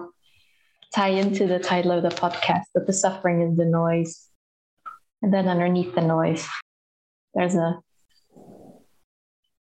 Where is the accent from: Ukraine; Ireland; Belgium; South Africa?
Belgium; West Flanders; accent: West Flemish; first language West Flemish (Dutch/Flemish dialect); English is a second language